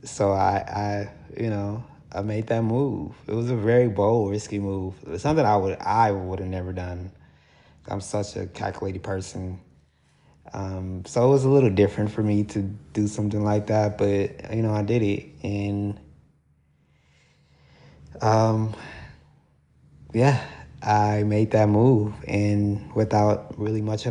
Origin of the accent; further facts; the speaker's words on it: Milwaukee, Wisconsin, United States; moved away as an adult; also born or lived in Baton Rouge, Louisiana; Around 2021, I moved from my hometown, Milwaukee